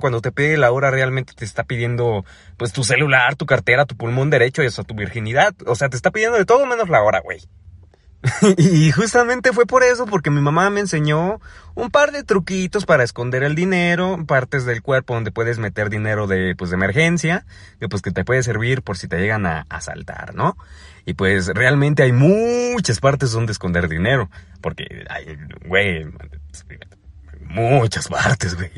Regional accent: Ecatepec, State of Mexico, Mexico; moved away; Yo soy del Estado de México, más específicamente de Catepec

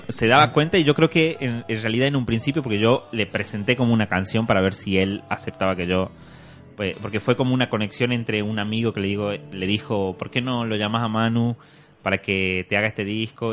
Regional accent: Tucumán, Argentina; un guitarrista argentino tucumano de donde soy yo

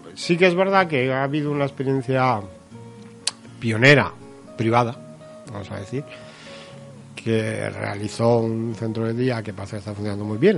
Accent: Navarre, Spain; una comunidad como Navarra, que algunas cosas seamos la pionera

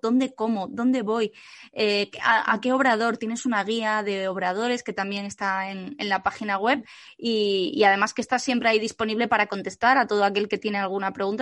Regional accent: Asturias, Spain; hasta mi tierra querida, hasta Asturias

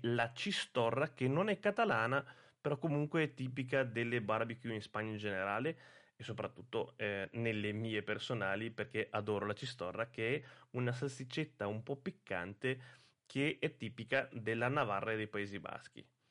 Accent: Italy

